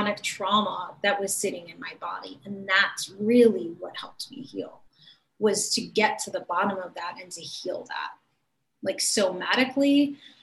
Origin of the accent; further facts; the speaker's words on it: Cleveland, Ohio, United States; in my hometown. And back then in Cleveland, Ohio